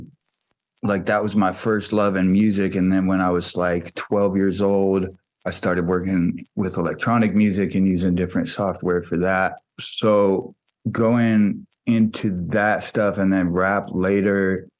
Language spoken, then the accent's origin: English; Iowa, United States; also born or lived in Silver Spring, Maryland; I think I was about 2.5 years old when my parents moved out to Iowa